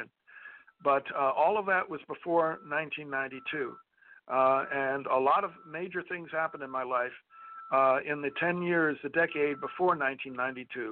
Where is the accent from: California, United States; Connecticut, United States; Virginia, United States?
Connecticut, United States; West Hartford; moved away as an adult; also born or lived in Bryn Mawr, Pennsylvania / Pennsylvania; now in El Paso, United States; we grew up on Farmington Avenue in West Hartford, Connecticut. That's where I spent my childhood, went to Conard High School